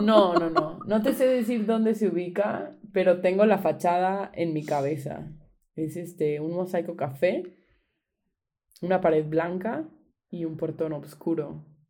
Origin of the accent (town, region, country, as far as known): Veracruz, Mexico; moved away